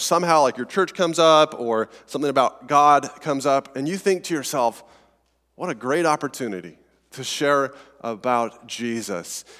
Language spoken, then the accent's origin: English; Colorado, United States; accent: Colorado; my weird Colorado accent